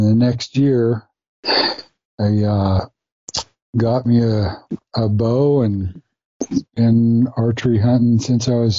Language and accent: English; Ely, Nevada, United States; So I grew up in Ely, Nevada, out in the middle of nowhere, but a great place to be able to grow up